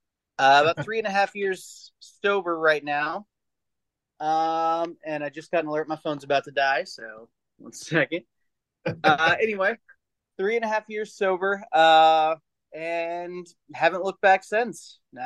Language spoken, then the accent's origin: English; Texas, United States; now in San Diego, United States; I'm originally from Texas. My dad was military, and I'm in military now. So I've kind of lived all over the country and in Europe for a while, in Germany.